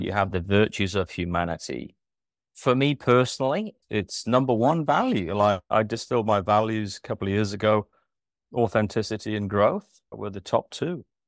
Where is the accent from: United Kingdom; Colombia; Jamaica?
United Kingdom; North East England; moved away as an adult; now in Christchurch, New Zealand; born and raised in Britain in the northeast of England. Emigrated in two thousand three to come over here